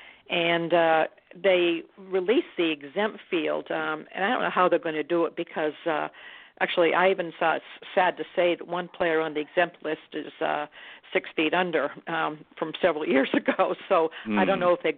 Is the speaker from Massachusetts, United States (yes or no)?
no; New Hampshire, United States; I grew up in New Hampshire